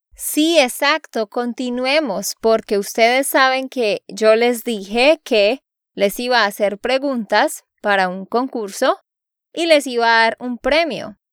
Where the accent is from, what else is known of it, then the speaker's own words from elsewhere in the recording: Santander, Colombia; de Santander, Colombia